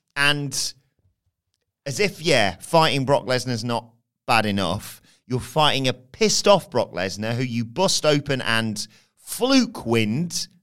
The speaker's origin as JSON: {"language": "English", "region": "England", "country": "United Kingdom", "said": "as an English person."}